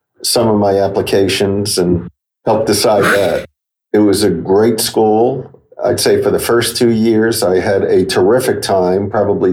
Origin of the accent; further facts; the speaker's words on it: Yonkers, New York, United States; also born or lived in Bronx, New York City; we moved from the Bronx to Yonkers, New York. And I lived there until I was 17.